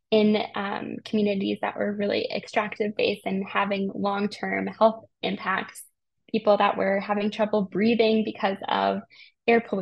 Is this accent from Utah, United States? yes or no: no; Colorado, United States; I grew up in Colorado. And I had the Rocky Mountains as a backdrop to my entire life.